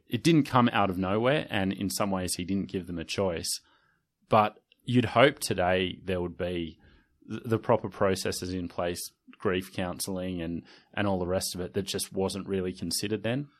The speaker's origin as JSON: {"language": "English", "town": "Sydney", "region": "New South Wales", "country": "Australia", "tie": "born or raised there", "said": "I certainly felt that snobbery growing up in the Inner West"}